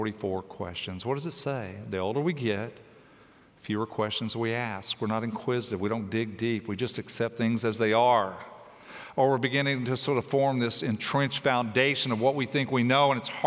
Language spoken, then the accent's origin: English; Tennessee, United States; I grew up in Tennessee